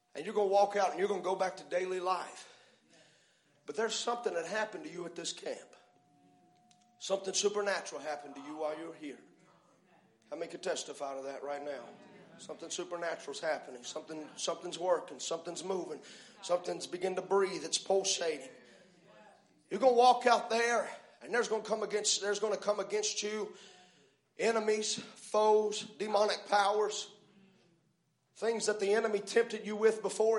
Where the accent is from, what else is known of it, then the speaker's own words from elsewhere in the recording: United States; our rights as citizens of the American nation